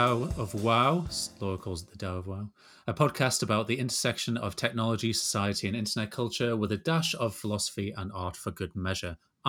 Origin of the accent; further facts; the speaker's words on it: Ashington, North East England, United Kingdom; accent: Pitmatic; you'd have to have heard my accent when I was about 15 years old, growing up in Ashington. It's got this dialect which is Pitmatic, and so perm and poem sound the same.